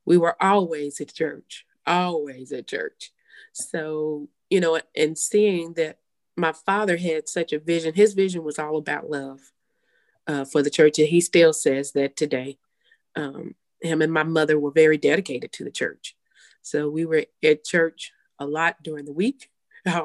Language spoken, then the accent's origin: English; Guthrie, Oklahoma, United States; moved away as an adult; I was born in Oklahoma City, but I was raised in Guthrie